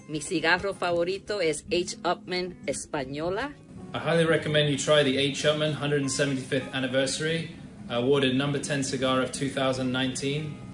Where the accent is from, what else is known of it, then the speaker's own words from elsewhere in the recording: London, United Kingdom; I'm from London, England.